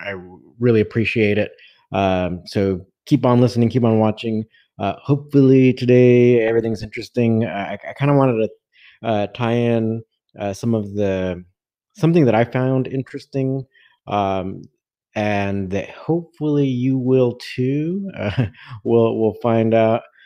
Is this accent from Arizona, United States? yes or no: no; Southern California, United States; as an American from the from Southern California